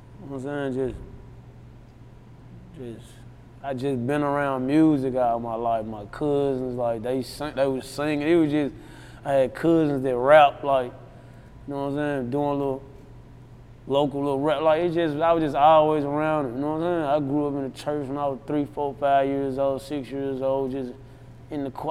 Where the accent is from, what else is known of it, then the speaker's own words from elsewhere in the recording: Memphis, Tennessee, United States; I'm from Memphis